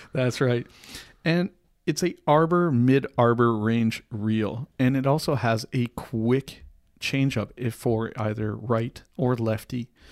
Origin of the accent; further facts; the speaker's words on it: Canada; We are Canadian